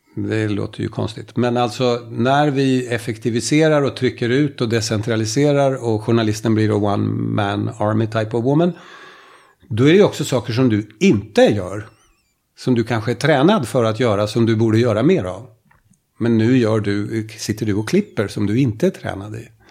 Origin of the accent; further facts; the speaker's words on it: Finland; Den kommun jag kommer ifrån i Finland, jag kommer från Finland